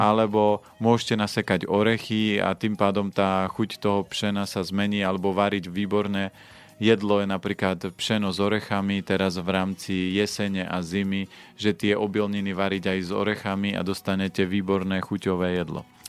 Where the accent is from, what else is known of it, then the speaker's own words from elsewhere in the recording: Orava, Žilina Region, Slovakia; ja som človek z Oravy